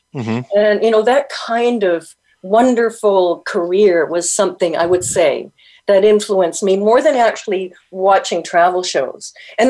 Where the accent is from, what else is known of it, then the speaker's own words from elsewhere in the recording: Winnipeg, Manitoba, Canada; moved away; also born or lived in California / Toronto; I'm in California for half the year, and I'm in Toronto half the year. But I was born and raised in Winnipeg, where, you know, minus 60 with the wind chill is not unheard of.